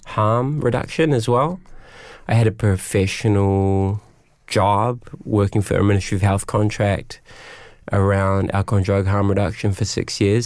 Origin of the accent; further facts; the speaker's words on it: Auckland, New Zealand; I grew up in West Auckland